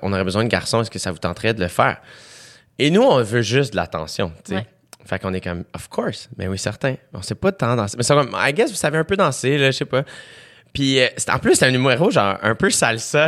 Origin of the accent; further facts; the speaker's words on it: South Shore, Quebec, Canada; je viens de la Rive-Sud